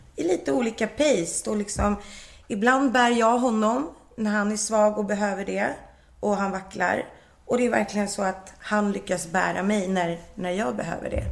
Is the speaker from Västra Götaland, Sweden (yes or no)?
no; Nacka, Stockholm County, Sweden; also born or lived in Mallorca / Las Palmas / Värmland; jag vill bara bo i Nacka, för jag kommer ju från Nacka